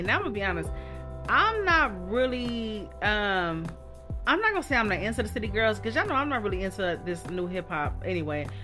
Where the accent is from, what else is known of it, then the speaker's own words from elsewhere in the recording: Dayton, Ohio, United States; I was born and raised in Dayton